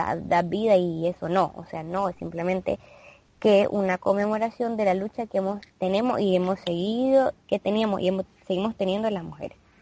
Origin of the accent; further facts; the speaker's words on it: Nicaragua; nosotros, bueno, somos de Nicaragua